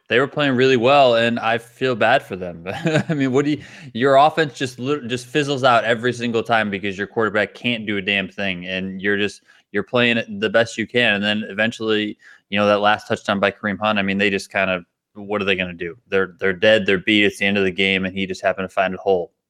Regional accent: Buffalo, New York, United States; I grew up in Buffalo

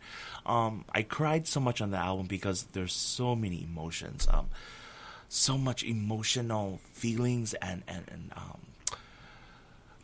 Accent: Hilo, Hawaii, United States; Hilo, my hometown.

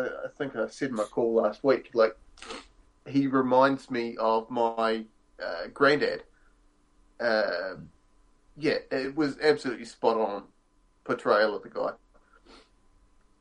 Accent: Timaru, Canterbury, New Zealand; My hometown of Timaru

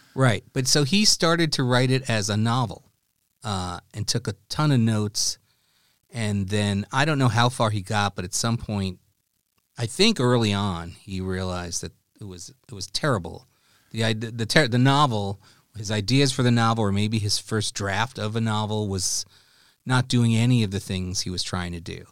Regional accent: New York City, New York, United States; as a kid growing up in New York City.

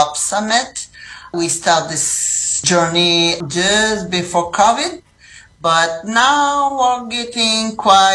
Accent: Rimouski, Quebec, Canada; now in Lévis, Canada; I grew up in the Rimouski. This is in the lower St. Lawrence River

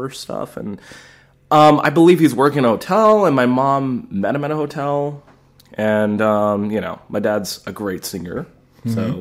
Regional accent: Alameda, California, United States; I was born in Alameda Hospital

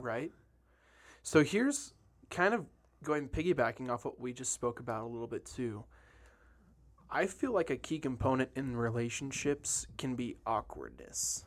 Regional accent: Detroit, Michigan, United States; moved away; I grew up in Detroit when I was a kid

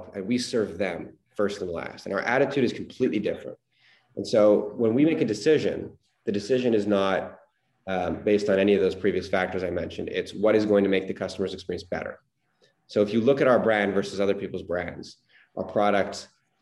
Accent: Montreal, Quebec, Canada; growing up in Montreal

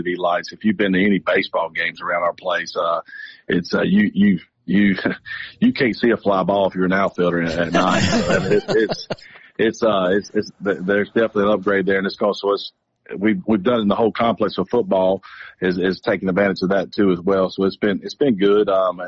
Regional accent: Georgia, United States; I am a Georgia guy. I've been a Georgia guy for a long time. My dad went to Georgia, so I grew up in Georgia.

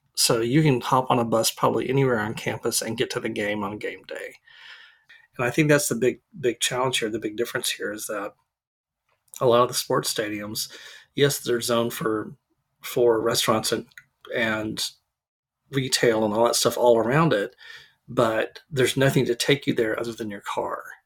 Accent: Arlington, Texas, United States; now in Dallas, United States; we live in Dallas now, but I grew up in Arlington

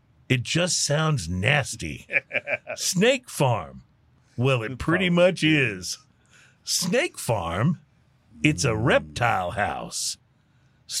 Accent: near San Antonio, Texas, United States; I grew up near San Antonio

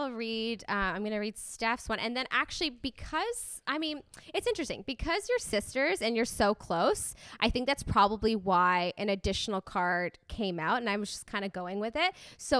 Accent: Canada; So whenever I go to the States, people always think that I'm from California just because of the way that I sound.

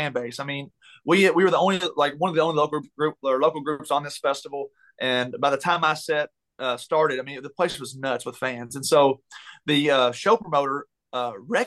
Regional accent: Taylorsville, Kentucky, United States; moved away as an adult; now in Nashville, United States; my hometown of Taylorsville

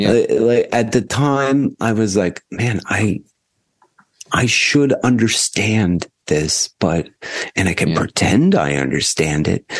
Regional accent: New Jersey, United States; now in Chicago, United States; New Jersey.

